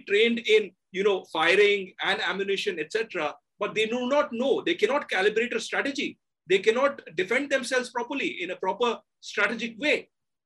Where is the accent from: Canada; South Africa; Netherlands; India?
India; I'm an Indian